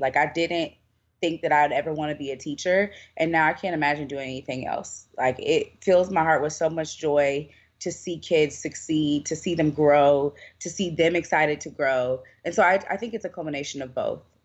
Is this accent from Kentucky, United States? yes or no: yes; Louisville, Kentucky, United States; moved away as an adult; now in Louisiana, United States; I'm originally from Louisville, Kentucky